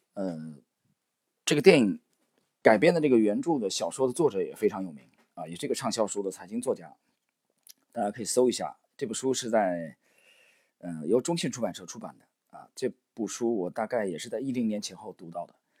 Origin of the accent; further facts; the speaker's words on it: China; 我们中国人为什么非常崇拜三国里的诸葛亮